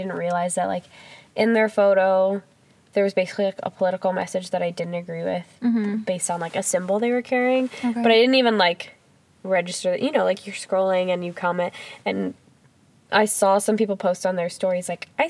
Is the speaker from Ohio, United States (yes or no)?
no; Higgins Lake, Michigan, United States; I grew up in Higgins Lake, like, in Roscommon, Michigan, which is, like, up north for people who don't know where that is.